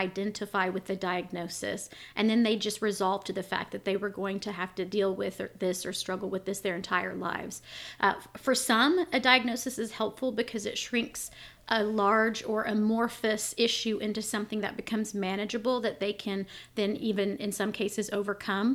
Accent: Arkansas, United States; also born or lived in Israel; I am from Arkansas. I've spent most of my life here.

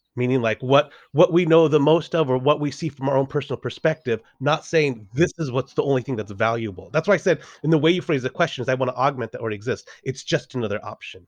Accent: Los Angeles, California, United States; moved away as an adult; also born or lived in San Diego; I'm from Los Angeles, uh, originally from San Diego, but from Los Angeles

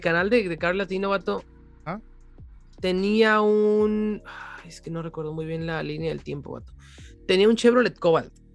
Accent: Mexico; soy de México

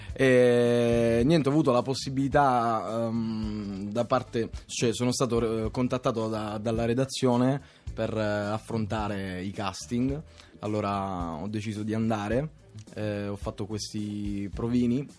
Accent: Catania, Sicily, Italy; Sono di Catania.

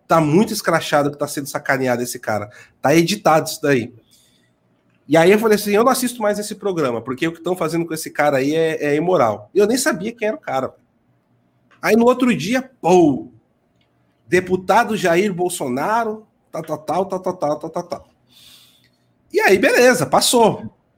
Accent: São Paulo, Brazil; Mas eu vim da Brasilândia

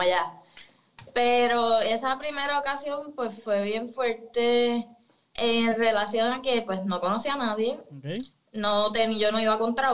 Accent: Ponce, Puerto Rico; also born or lived in Yauco / Caguas / Mayagüez; Mi familia es de Ponce, me crié en Ponce

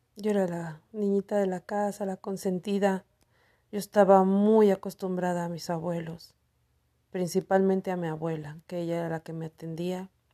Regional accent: Cuautitlán, State of Mexico, Mexico; Soy del Estado de México.

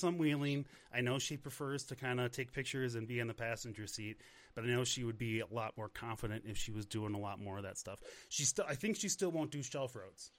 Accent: Chicago, Illinois, United States; moved away as an adult; now in Monument, Colorado, United States; I live in Monument, Colorado now. I grew up in Chicago. Chicago was my home for 35 years

